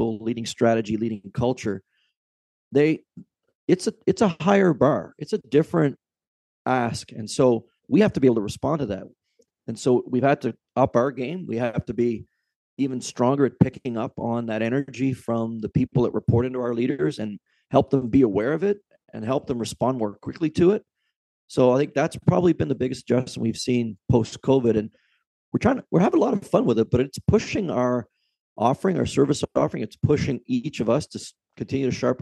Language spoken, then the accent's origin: English; Canada; also born or lived in Lake Ontario; as a Canadian